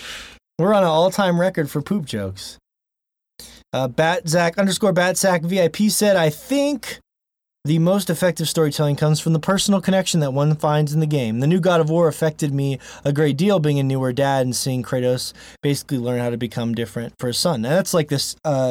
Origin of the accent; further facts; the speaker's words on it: Maracaibo, Zulia, Venezuela; which feature my city of Maracaibo. In my hometown from Venezuela.